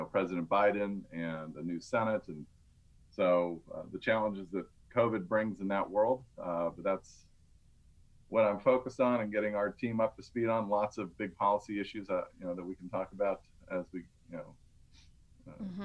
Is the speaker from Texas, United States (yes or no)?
no; Georgia, United States; moved away as an adult; now in Washington, D.C., United States; work for my hometown congressman, which was Newt Gingrich